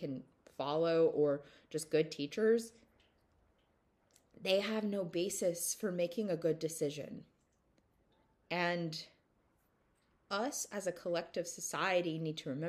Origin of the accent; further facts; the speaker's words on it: the South, United States; growing up in the South